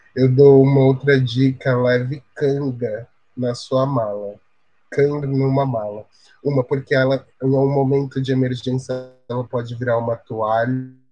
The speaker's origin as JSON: {"language": "Portuguese", "region": "São Paulo", "country": "Brazil", "said": "eu sou da Zona Sul, é, inter claros da periferia de São Paulo"}